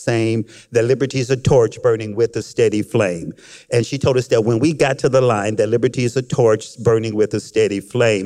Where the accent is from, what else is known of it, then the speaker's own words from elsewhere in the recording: Frankfort, Kentucky, United States; I was born and raised in Frankfort, Kentucky